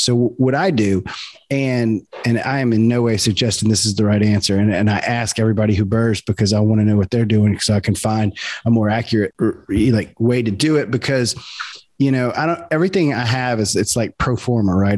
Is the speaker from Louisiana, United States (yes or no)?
yes; South Louisiana, United States; also born or lived in Baton Rouge; we're both from South Louisiana. I'm in Baton Rouge